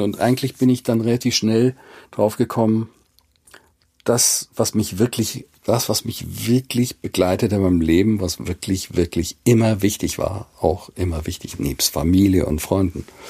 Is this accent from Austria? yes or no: no; Basel, Basel-Stadt, Switzerland; now in Hamburg, Germany; ich bin aus Basel